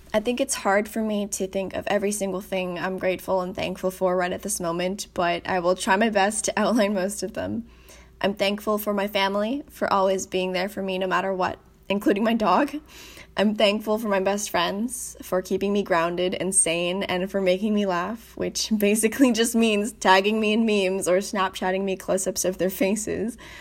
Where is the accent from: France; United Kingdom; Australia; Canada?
Canada; I'm thankful for being Canadian